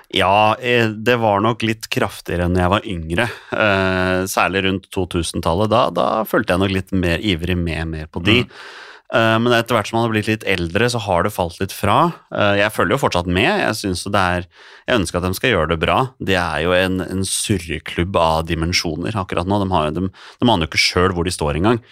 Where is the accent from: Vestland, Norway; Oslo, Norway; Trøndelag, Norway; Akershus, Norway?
Oslo, Norway; Jeg vokste jo opp som Skeid-gutt. Jeg spilte jo for Skeid siden jeg var seks år, og jeg er fra Torshov sjøl